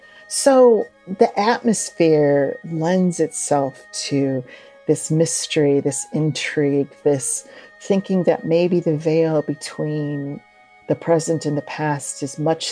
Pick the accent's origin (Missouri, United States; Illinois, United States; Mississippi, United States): Illinois, United States; Springfield; I'm from Springfield, Illinois, and I think the states are less accepting of paranormal phenomena, all right?